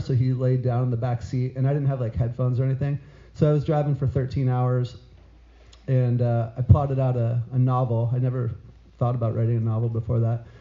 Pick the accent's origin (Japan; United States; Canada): United States; New Mexico; moved away as an adult; also born or lived in San Diego; now in New York, United States; I'm from New Mexico. I lived in New Mexico for a long time